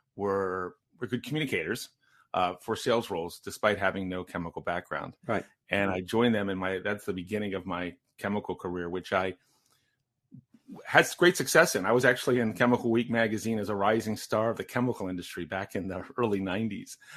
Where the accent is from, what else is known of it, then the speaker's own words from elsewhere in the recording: Maryland, United States; I'm the youngest of five, and I grew up in Maryland